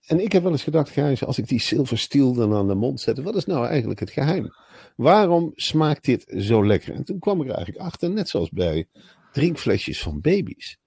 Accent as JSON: {"language": "Dutch", "country": "Netherlands", "said": "Als Nederlander"}